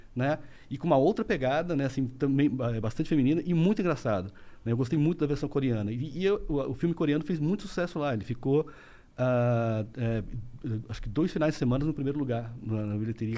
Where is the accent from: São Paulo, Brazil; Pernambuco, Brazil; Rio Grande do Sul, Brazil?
São Paulo, Brazil; interior of São Paulo state, Brazil; now in Rio de Janeiro, Brazil; eu sou paulista do interior, mas eu moro no Rio já há 25 anos